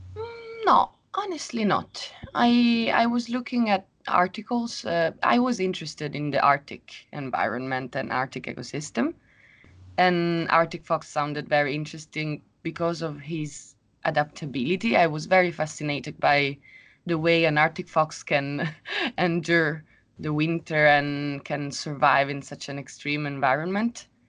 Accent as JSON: {"language": "English", "town": "Rome", "region": "Lazio", "country": "Italy", "moved": "as an adult", "lives_now": "Sweden", "said": "I come from Rome. And now I live in Sweden."}